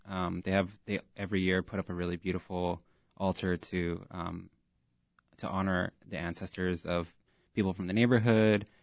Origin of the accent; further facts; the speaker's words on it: Texas, United States; also born or lived in Pilsen, Chicago; now in Chicago, United States; I'm originally from Texas, but I've been in Pilsen for eight years